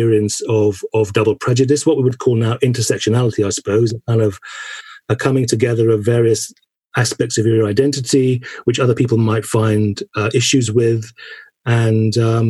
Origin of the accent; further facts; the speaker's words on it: St Mary Cray, London, United Kingdom; where I was born in St. Mary Cray. I was born in 61, so I was kind of going to early school in the late 60s and early 70s.